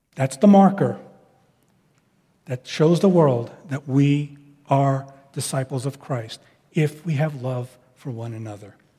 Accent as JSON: {"language": "English", "region": "New York", "country": "United States", "tie": "born or raised there", "moved": "as an adult", "lives_now": "West Coast, United States", "said": "I'm from New York and I, I act and think differently than people from the West Coast. And I know they bear with me in, in some of my speech patterns and, and thought patterns, not sinful, just it's kind of the result of how I grew up."}